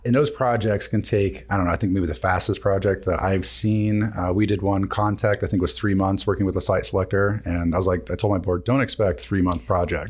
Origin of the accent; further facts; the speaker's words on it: Decatur, Illinois, United States; we are actually all from Decatur